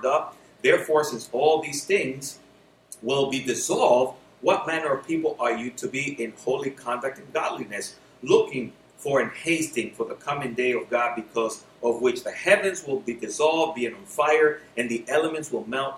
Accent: New York City, New York, United States; also born or lived in Dominican Republic; now in Florida, United States; I grew up in New York City

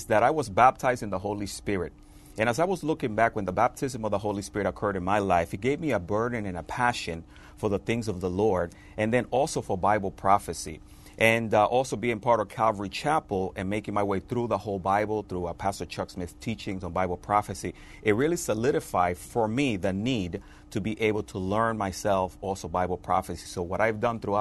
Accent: Dominican Republic; moved away; I'm originally from the Dominican Republic.

